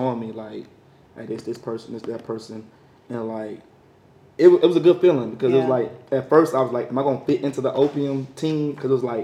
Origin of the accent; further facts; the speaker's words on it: St. Louis, Missouri, United States; I'm from St. Louis. So we call it the Hustler City Hustlers.